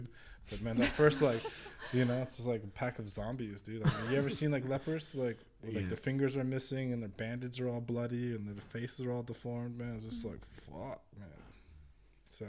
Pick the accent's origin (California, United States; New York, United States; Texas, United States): California, United States; moved away as an adult; also born or lived in Vrindavan, India; growing up in California